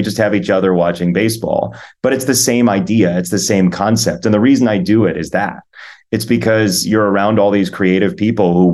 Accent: Midwest, United States; I grew up in the Midwest

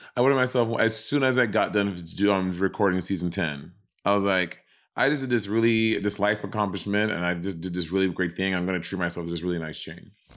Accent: New York City, New York, United States; also born or lived in Los Angeles; I'm from New York

